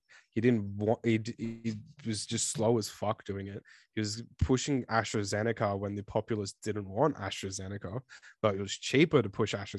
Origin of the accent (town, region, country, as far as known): Australia